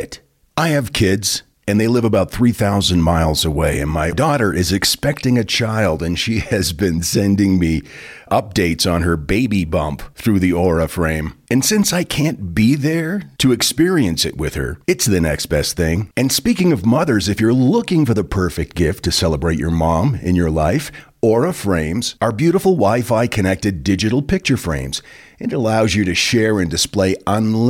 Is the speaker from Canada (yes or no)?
no; United States; we as Americans